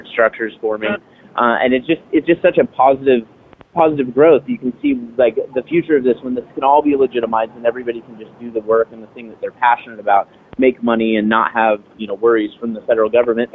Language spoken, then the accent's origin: English; Northern California, United States; I grew up in Northern California